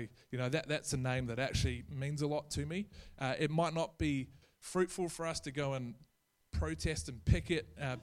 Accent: New Zealand; now in Australia; I'm a New Zealand citizen. I'm not Australian

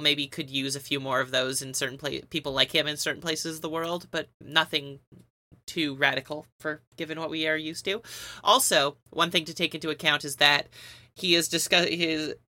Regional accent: Canada; we're Canadian

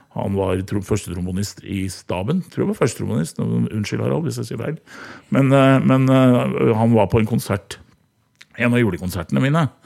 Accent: Hamar, Innlandet, Norway; moved away; så er jeg gammel korpsgutt fra Hamar

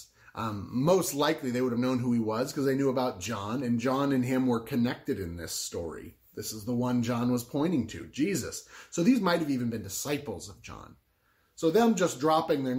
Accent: Southwest Florida, United States; I grew up in Southwest Florida

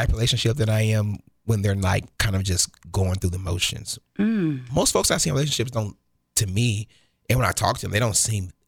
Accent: Kansas City, Missouri, United States; they're kind of a big family. They're everywhere in this city

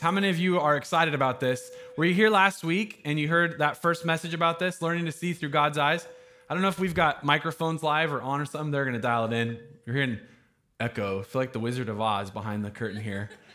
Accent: Jackson County, Southern Oregon, United States; now in Eugene, United States; I'm from Jackson County down in Southern Oregon

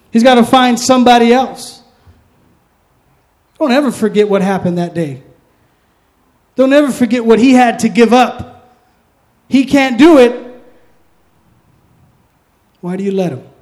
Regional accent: East Coast, United States; I'm from the East Coast. I'm an old guy.

